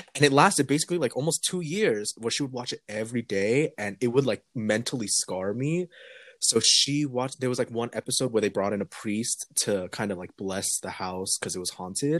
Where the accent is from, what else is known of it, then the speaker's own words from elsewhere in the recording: California, United States; I grew up in California in like my adolescence